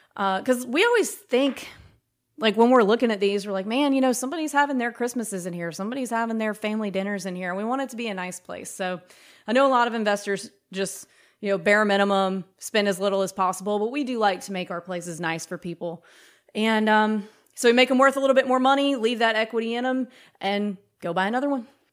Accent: Mississippi, United States; moved away as an adult; also born or lived in New York / Brooklyn / Tennessee; I'm from Mississippi.

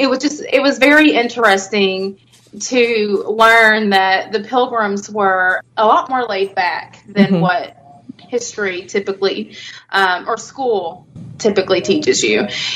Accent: Louisville, Kentucky, United States; the Road Trip Louisville podcast, because that is my hometown.

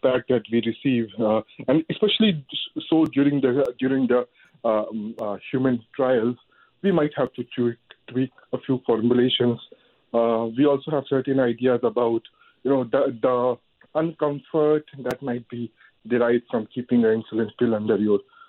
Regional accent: India; now in Canada; I come from India.

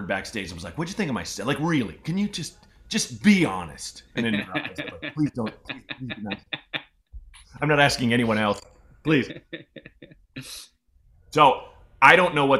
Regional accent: Portland, Oregon, United States; moved away; I own a house in Portland

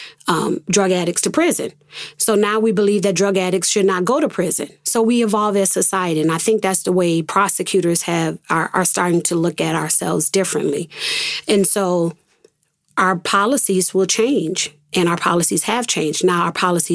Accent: Rochester, New York, United States; also born or lived in Atlanta; my hometown, the place where I grew up

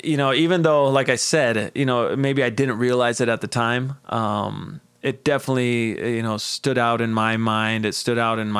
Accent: Mexico City, Mexico; also born or lived in San Jose, California; now in Los Angeles, United States; we moved back to Mexico City with my dad's family, with my whole family. And I grew up there, went to school there

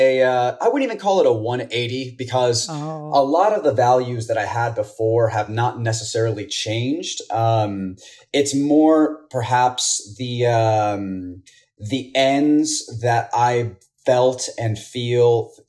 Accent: Houston, Texas, United States; I was born and raised here in Houston, very, very proud Houstonian

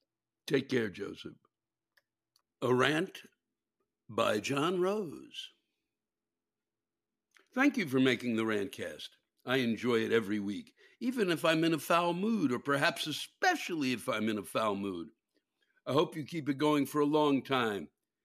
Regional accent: England, United Kingdom; Yes, I am English and want to complain about manners.

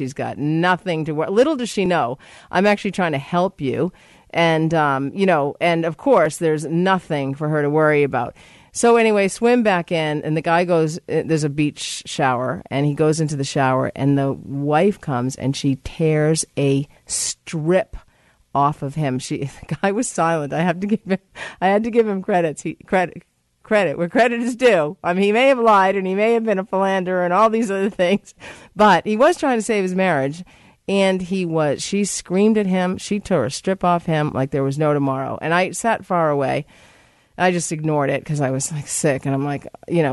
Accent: Massachusetts, United States; moved away; I'm from Massachusetts

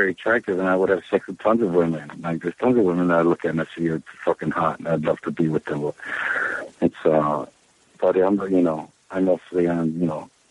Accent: Charleston, West Virginia, United States; now in New York City, United States; I was born and raised on the Kanawha River in Charleston, West Virginia, right across from the Capitol

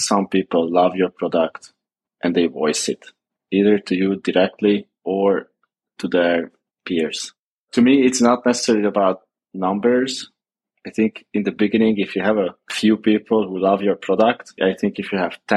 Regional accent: Hungary; Born and raised in Hungary

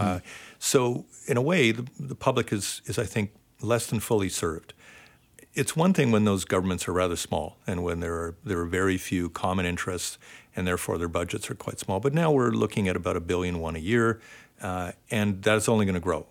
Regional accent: Ontario, Canada; now in Vancouver, Canada; I grew up in Ontario

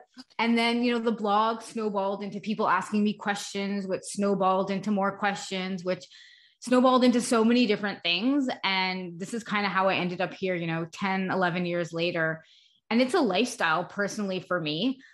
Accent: Canada; also born or lived in Montreal, Canada / Augusta, Georgia, United States; I live in Montreal, Canada, so I'm Canadian, but for about 4 years, we lived in the United States

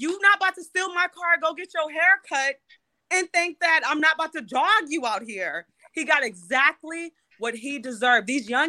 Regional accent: San Francisco, California, United States; I'm from Hunters Point.

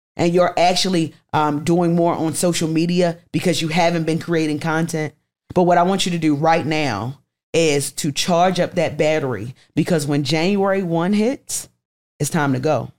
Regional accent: Baltimore, Maryland, United States; moved away as an adult; now in Atlanta, United States; Baltimore, my hometown.

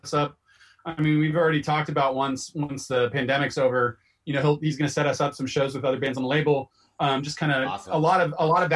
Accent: Bay Area, California, United States; moved away as an adult; also born or lived in San Diego / New York; now in Portland, United States; I'm from the Bay Area since I was a kid.

